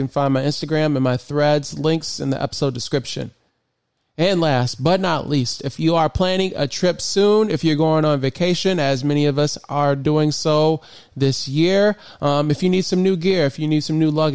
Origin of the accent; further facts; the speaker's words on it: Michigan, United States; moved away as an adult; now in Maryland, United States; I grew up in Michigan, and I recently moved here. Well, I shouldn't say recently. I moved to Maryland in 2016